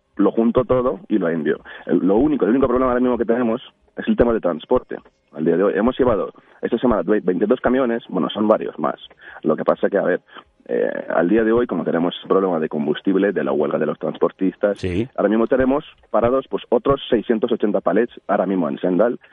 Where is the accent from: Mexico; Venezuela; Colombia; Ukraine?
Ukraine; Spanish is a second language; moved away as an adult; now in Spain; como un ucraniano